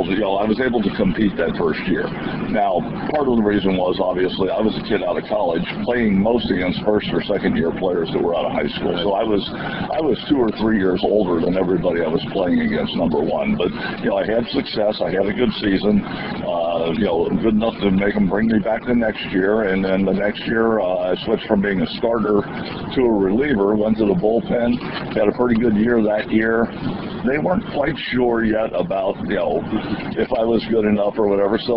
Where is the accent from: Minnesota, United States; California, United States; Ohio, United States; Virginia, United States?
Ohio, United States; Cincinnati; when I grew up in Cincinnati